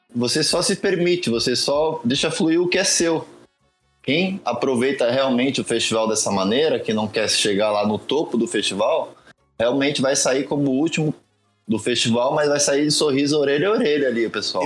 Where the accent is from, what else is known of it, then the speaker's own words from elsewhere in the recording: Brazil; nós que somos aqui do Brasil